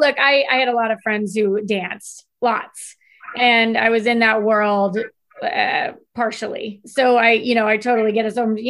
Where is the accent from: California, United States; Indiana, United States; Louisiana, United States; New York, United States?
Indiana, United States; I'm from Indiana.